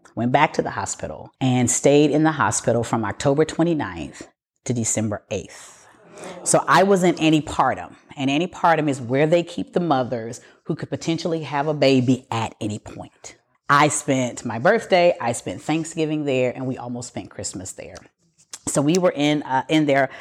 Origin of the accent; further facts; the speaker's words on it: Pasadena, Texas, United States; born and raised in Pasadena